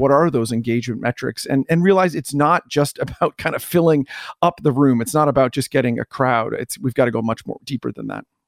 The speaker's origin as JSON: {"language": "English", "country": "Canada", "also_born_or_lived": "New Jersey, United States", "moved": "as an adult", "said": "I am Canadian"}